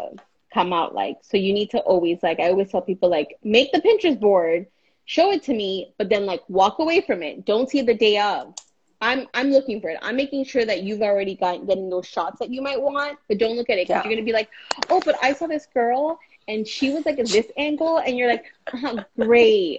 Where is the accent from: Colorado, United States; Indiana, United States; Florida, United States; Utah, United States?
Florida, United States; Miami; accent: Miami; my Miami accent